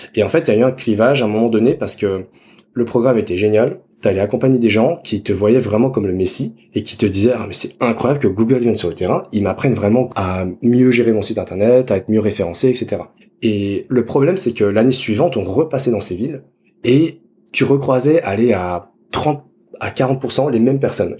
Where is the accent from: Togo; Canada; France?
France; Dijon, Bourgogne-Franche-Comté; J'ai 30 ans, je suis né à Dijon